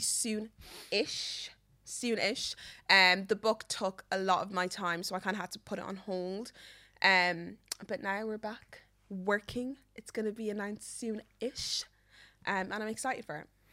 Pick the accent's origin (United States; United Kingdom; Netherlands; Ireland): Ireland; Meath, Leinster; I'm from Meath